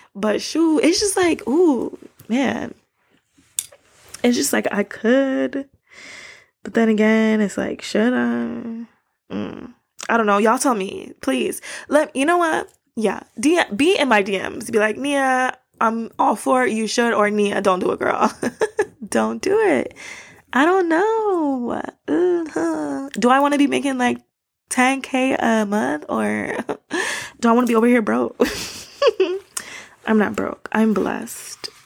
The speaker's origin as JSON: {"language": "English", "town": "Miami", "region": "Florida", "country": "United States", "tie": "born or raised there", "moved": "as an adult", "lives_now": "Japan", "said": "I grew up in Florida"}